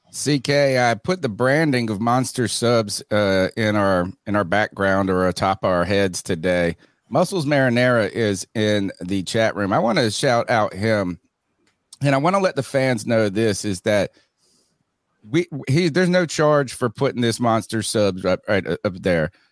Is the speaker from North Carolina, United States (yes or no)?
yes; Eastern North Carolina, United States; I'm from Eastern North Carolina